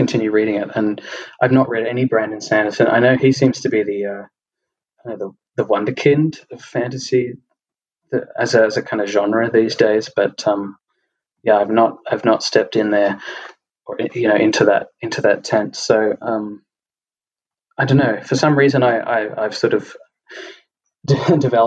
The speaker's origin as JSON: {"language": "English", "country": "Australia", "accent": "Australian", "said": "from my accent being Australian"}